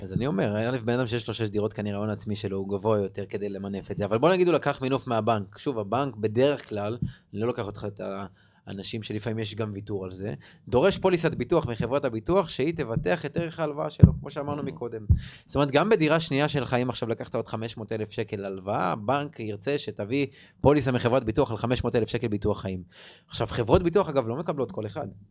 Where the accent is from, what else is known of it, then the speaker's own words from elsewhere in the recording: Rishon LeZion, Central District, Israel; אני מראשון, אשתי מאשדוד